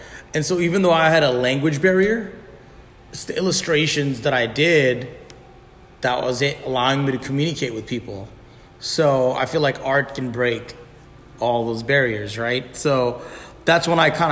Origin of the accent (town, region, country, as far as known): Virginia Beach, Virginia, United States; born or raised there; also born or lived in Bangladesh